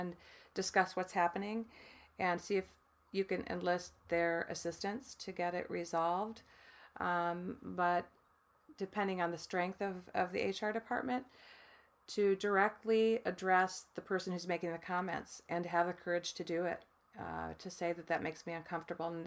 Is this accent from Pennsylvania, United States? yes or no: no; Michigan, United States; I grew up in the Midwest in Michigan, in a farm town.